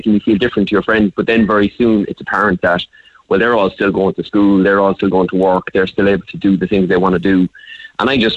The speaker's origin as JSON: {"language": "English", "town": "Cork", "region": "Munster", "country": "Ireland", "tie": "born or raised there", "said": "we were growing up in Cork"}